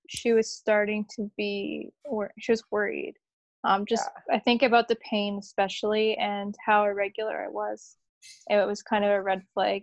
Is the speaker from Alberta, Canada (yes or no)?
no; Windsor, Ontario, Canada; now in Toronto, Canada; I didn't grow up in Toronto. I actually grew up pretty close to where you live. I grew up near Windsor